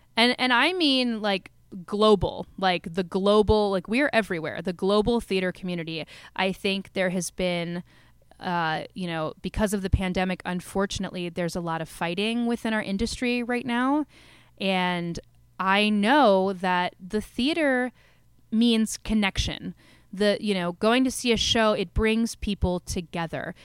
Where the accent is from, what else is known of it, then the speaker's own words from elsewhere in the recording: Maryland, United States; also born or lived in Washington, D.C.; I grew up in Maryland.